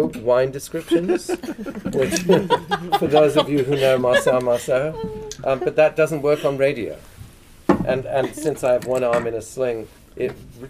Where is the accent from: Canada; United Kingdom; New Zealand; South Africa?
United Kingdom; England; when I grew up in England, pub hours were so restricted.